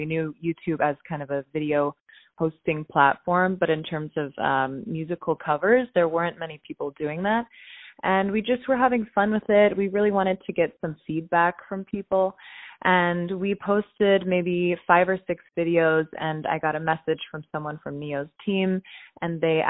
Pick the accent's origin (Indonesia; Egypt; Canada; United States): United States; Pittsburgh, Pennsylvania; I was born in Pittsburgh, Pennsylvania, and my parents are both classical musicians.